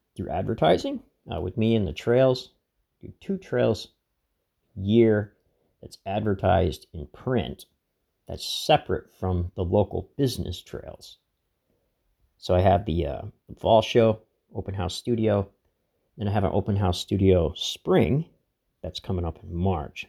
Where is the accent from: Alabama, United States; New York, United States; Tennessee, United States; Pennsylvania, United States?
Pennsylvania, United States; Laceyville; my hometown, Lacyville